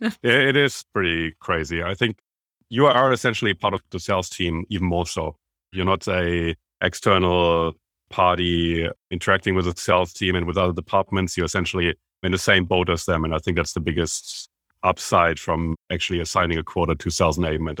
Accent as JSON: {"language": "English", "country": "Germany", "moved": "as an adult", "lives_now": "Australia", "said": "I am, as you can tell by my accent, originally from Germany, but straight after I graduated, I moved from Germany to Australia"}